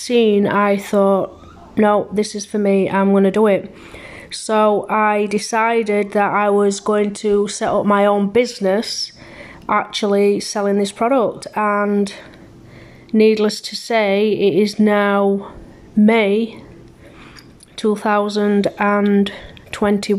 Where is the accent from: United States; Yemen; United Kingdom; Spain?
United Kingdom; England; moved away as an adult; also born or lived in Germany; now in Canada; I was born in Germany back in 1976 to a British couple. Due to my dad being in the army, we moved to England when I was 2 years old. I was raised in England